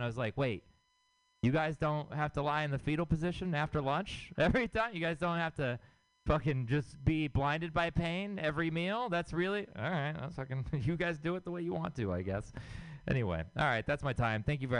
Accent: Houston, Texas, United States; now in San Francisco, United States; I'm from Texas. I'm from Houston, Texas, and which means I have city family and I have country family.

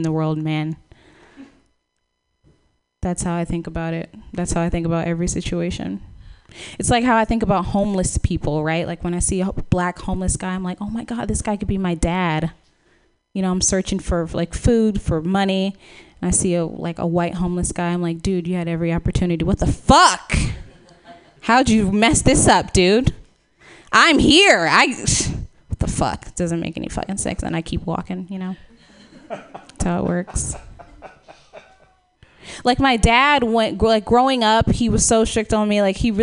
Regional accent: Dallas, Texas, United States; now in San Francisco, United States; I'm from Texas

